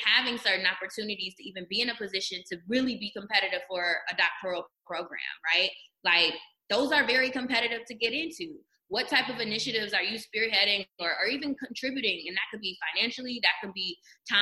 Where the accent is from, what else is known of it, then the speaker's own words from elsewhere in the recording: Detroit, Michigan, United States; I was in Michigan at the time working at U of M, but I'm from Detroit